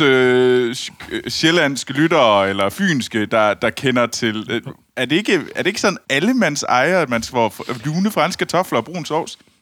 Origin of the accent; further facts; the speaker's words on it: Denmark; fra ude fra Skibel, hvor jeg voksede op